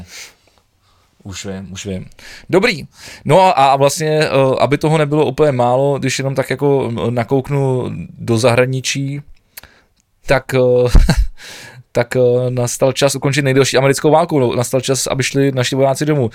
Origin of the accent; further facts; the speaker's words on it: Prague, Czechia; kluk ze Žižkova, ty vole, který, který v podstatě se tam pohyboval celý život na Koněvě